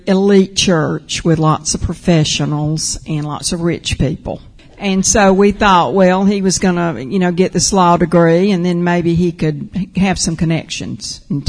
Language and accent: English; Auburn, Georgia, United States; I was raised in Auburn, Georgia. Grew up going to being sent to all the church activities, involved in everything, all the Sunday morning, Sunday night, Wednesday night, all the trips, choir